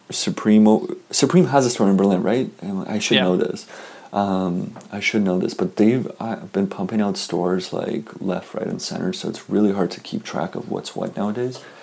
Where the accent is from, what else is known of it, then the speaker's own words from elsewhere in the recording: Canada; I'm Canadian